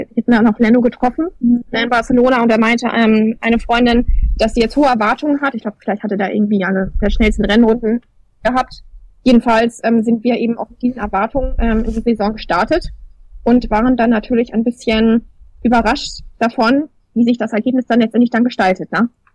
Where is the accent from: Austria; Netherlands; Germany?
Germany; für uns als Deutsche